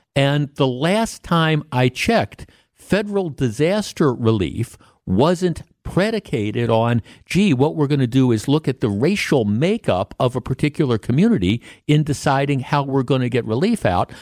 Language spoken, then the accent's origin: English; Milwaukee, Wisconsin, United States; I grew up on the North Shore of Milwaukee